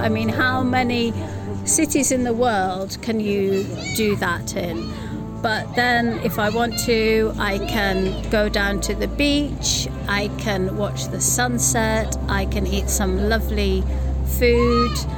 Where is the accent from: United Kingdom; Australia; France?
United Kingdom; as a British person